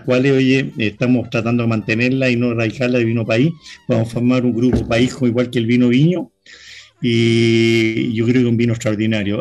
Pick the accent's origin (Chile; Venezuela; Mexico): Chile; yo soy chileno